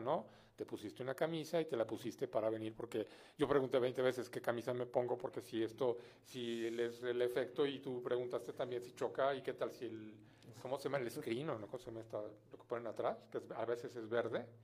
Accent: Mexico City, Mexico; soy mexicano de nacimiento, pero soy hijo de francés

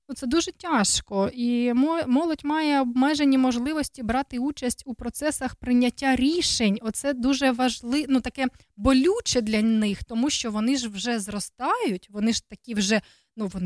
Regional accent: Ukraine; Бо то ж українські жінки. Так, то ж українські, то ми ж з України.

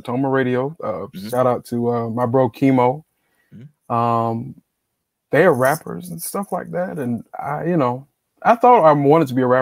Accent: Greenville, South Carolina, United States; I'm from Greenville, South Carolina, mm-hmm. born and raised

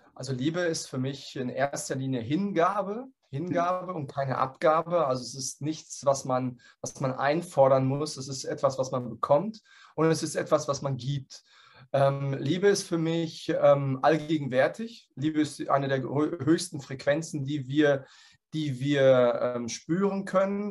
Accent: Dortmund, North Rhine-Westphalia, Germany; ich komme aus Dortmund

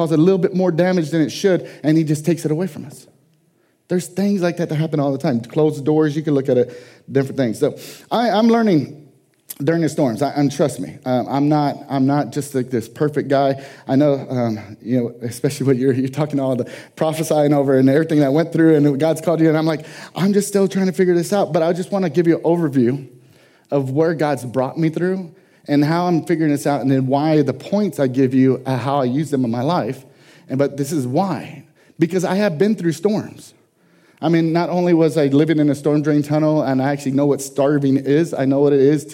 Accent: San Antonio, Texas, United States; San Antonio, Texas being my hometown where I was born

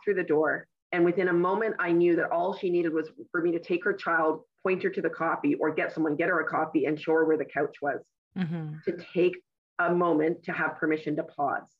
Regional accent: West Vancouver, British Columbia, Canada; I was born and raised in West Vancouver

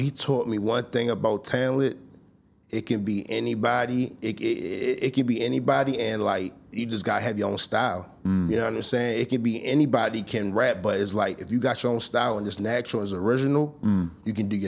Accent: Baltimore, Maryland, United States; I'm from Baltimore

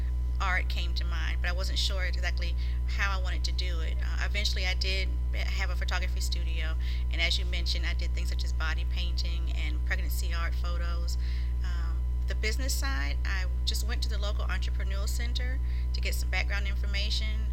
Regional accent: Savannah, Georgia, United States; I'm born and raised in Savannah, Georgia

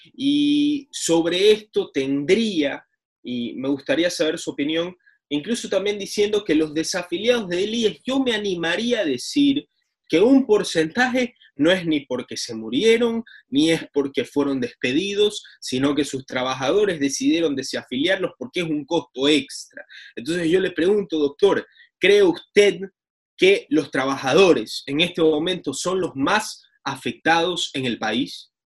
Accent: Ecuador; como ecuatorianos

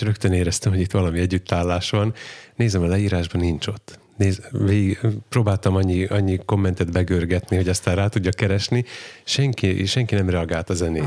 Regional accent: Csallóköz, Trnava Region, Slovakia; csalóközi származású vagyok

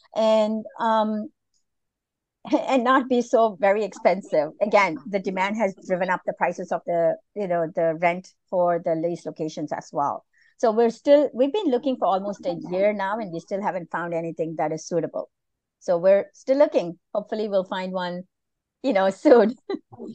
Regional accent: Malaysia; moved away; I was born and raised in Malaysia

